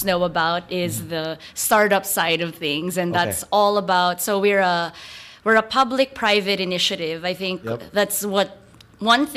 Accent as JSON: {"language": "English", "country": "Philippines", "tie": "born or raised there", "moved": "as an adult", "said": "I grew up in the Philippines"}